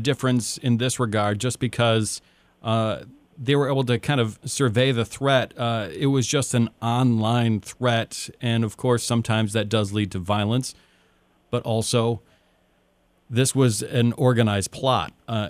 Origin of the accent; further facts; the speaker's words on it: Upper Peninsula, Michigan, United States; I'm from the Upper Peninsula. I went through hunter safety, much like many other people in my grade and class did